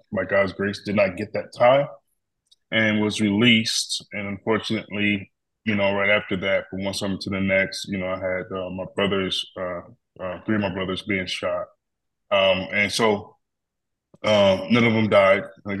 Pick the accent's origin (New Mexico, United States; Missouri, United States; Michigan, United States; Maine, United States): Michigan, United States; Detroit; also born or lived in Grand Rapids; I always say I was born in Grand Rapids, became a man in Detroit, and lived all over the place.